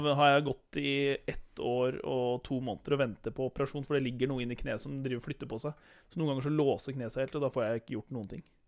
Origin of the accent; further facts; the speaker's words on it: Horten, Vestfold, Norway; født og oppvokst i Horten